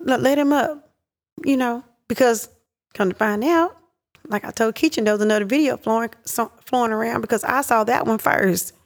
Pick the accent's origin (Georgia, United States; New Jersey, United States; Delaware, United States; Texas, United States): Texas, United States; Pittsburg; I grew up in Pittsburgh, Texas